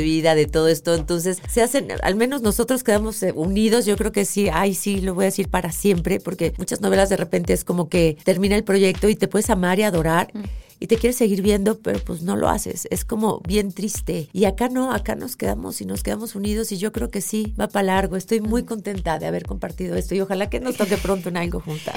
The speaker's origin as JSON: {"language": "Spanish", "country": "Mexico", "tie": "born or raised there", "also_born_or_lived": "Leverkusen, Germany", "said": "soy más mexicana mm. que nada, porque pues he vivido aquí toda la vida"}